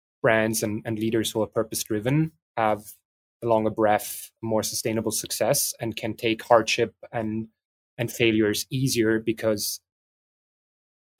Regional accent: Vienna, Austria; also born or lived in France; I'm mixed metropolis countryside, but I grew up in Vienna, but spent a lot of time in France

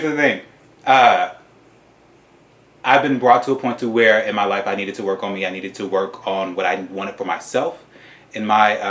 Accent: Tennessee, United States; moved away as an adult; because I'm originally from the South, I'm from Tennessee

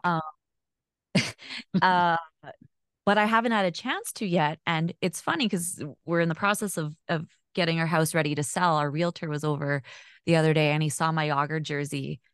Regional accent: Winnipeg, Manitoba, Canada; born or raised there; also born or lived in Alberta

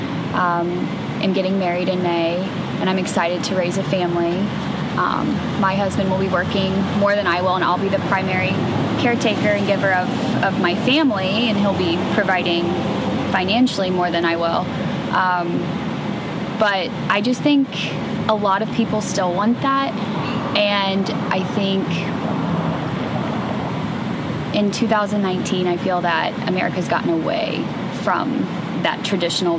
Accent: Germantown, Ohio, United States; also born or lived in Middletown, Ohio / Dayton, Ohio / Toledo, Ohio; I was born in Middletown, Ohio, but actually from a small town called Germantown, Ohio, small farm town. Born and raised

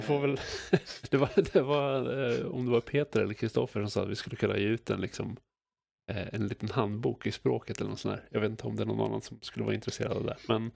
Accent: Sweden; som svensk rollspelare

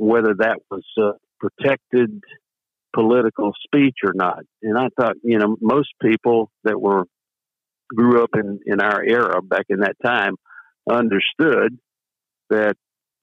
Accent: Bay Springs, Mississippi, United States; I'm a lifelong resident of Mississippi. I was born down in Bay Springs, Mississippi.

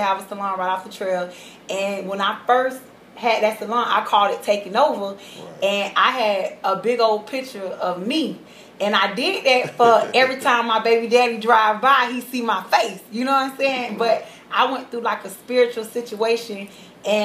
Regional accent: Orlando, Florida, United States; also born or lived in Homestead, Florida; I'm from Homestead, Florida, Miami, but born and raised in Orlando, off of Hawassi

